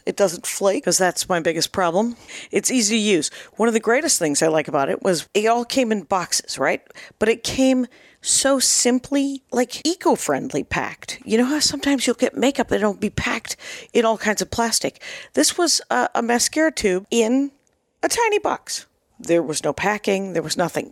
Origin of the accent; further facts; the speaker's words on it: Wisconsin, United States; I was raised in Wisconsin